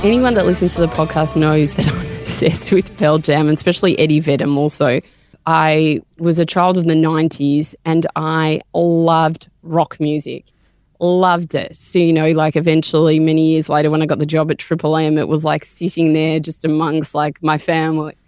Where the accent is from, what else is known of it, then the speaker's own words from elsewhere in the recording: Melbourne, Victoria, Australia; I grew up in Melbourne